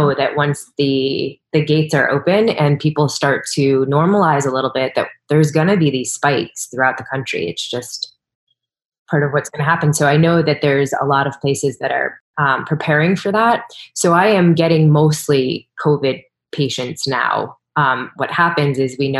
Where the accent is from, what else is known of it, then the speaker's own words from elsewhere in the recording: East Coast, United States; moved away; I'm from the East Coast